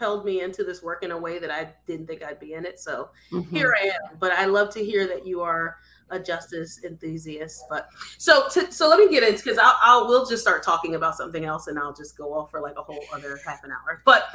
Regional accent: Philadelphia, Pennsylvania, United States; So we're both originally from Philadelphia, or he's from close to Philadelphia, but I'm from Philadelphia

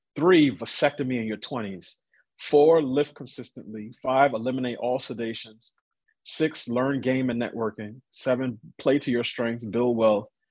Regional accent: New York City, New York, United States; I grew up in New York

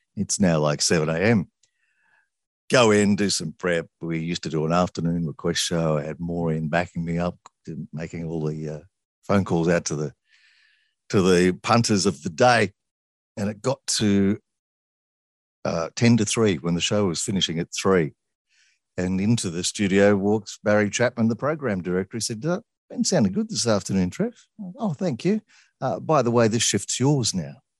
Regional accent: Sydney, New South Wales, Australia; also born or lived in Young; Where I grew up in Sydney

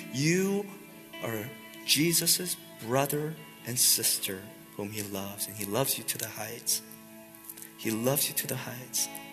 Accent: United States; we Americans tend to think very individualistically

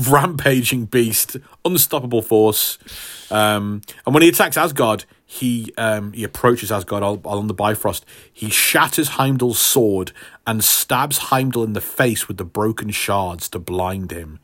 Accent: Stafford, West Midlands, United Kingdom; hometown hero for my hometown of Stafford

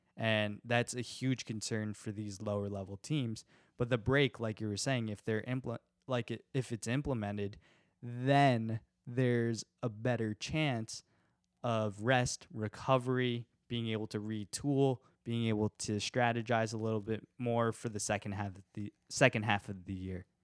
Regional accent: United States; obviously an American

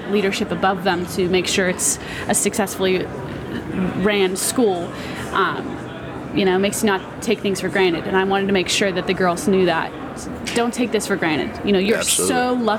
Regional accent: Pittsburgh, Pennsylvania, United States; accent: Pittsburgh; I'm from Pittsburgh. I've lived there my whole life

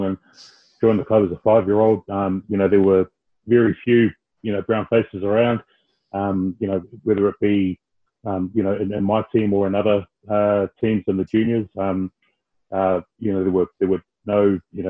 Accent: Petone, Wellington, New Zealand; born or raised there

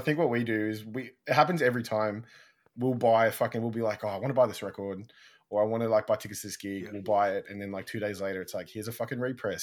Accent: Melbourne, Victoria, Australia; moved away as an adult; now in Sydney, Australia; from Melbourne. We're from Melbourne

